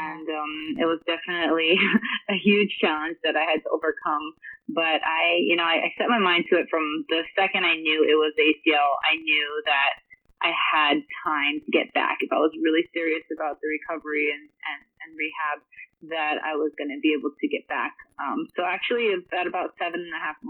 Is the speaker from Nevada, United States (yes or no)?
no; Honolulu, Hawaii, United States; I started at the age of 5 growing up in Honolulu, Hawaii